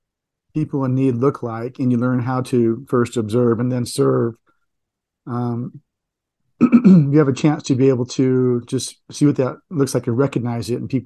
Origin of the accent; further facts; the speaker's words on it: San Diego, California, United States; I grew up in San Diego, just north of the Tijuana border